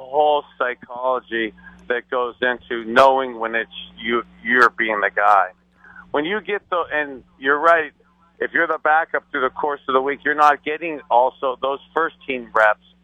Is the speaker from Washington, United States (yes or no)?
no; Youngstown, Ohio, United States; as a little boy growing up in Youngstown, Ohio